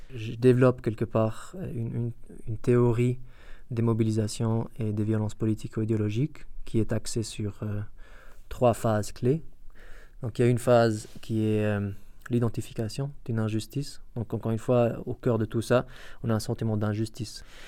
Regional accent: Iraq; moved away; je viens en tant qu'Irakien, euh, en parlant arabe irakien

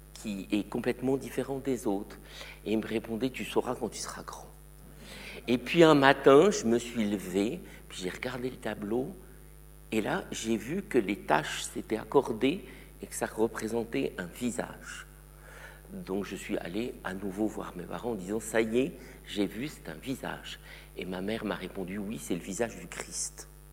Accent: eastern France, near the border with Luxembourg, Grand Est, France; also born or lived in Morocco; now in Switzerland; ils ont déménagé dans l'est de la France, tout près de la frontière avec le Luxembourg. Je devais avoir deux ans. Donc, j'allais dire que mon enfance, moi, elle est française

